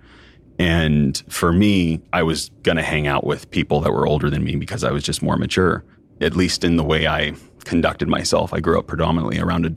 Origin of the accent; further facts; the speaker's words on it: Southern Oregon, United States; I grew up in Southern Oregon